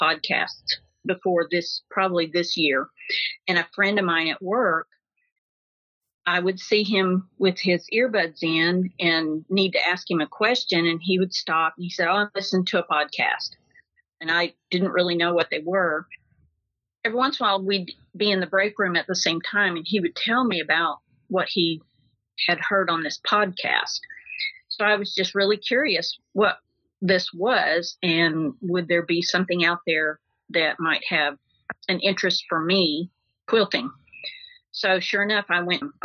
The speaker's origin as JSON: {"language": "English", "town": "Decatur", "region": "Arkansas", "country": "United States", "tie": "born or raised there", "said": "I grew up in Decatur, Arkansas"}